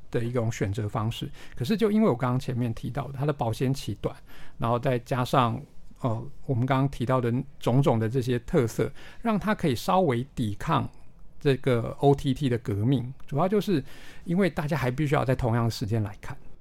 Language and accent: Chinese; Taiwan; 我们自己定位自己作为一个台湾人